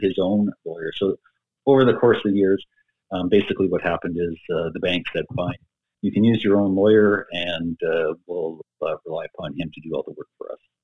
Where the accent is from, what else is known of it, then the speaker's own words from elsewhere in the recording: Edmonton, Alberta, Canada; was born and raised in Edmonton and basically been here all my life